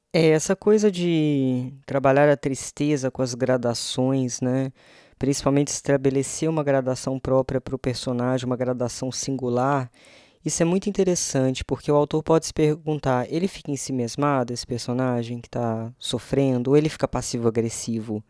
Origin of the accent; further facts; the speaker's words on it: Minas Gerais, Brazil; moved away; minha terrinha natal